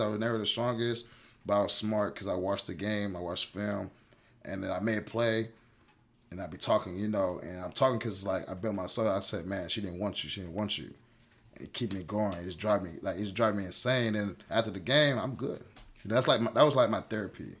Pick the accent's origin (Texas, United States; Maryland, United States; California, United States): Texas, United States; Houston; born or raised there; also born or lived in Cincinnati, Ohio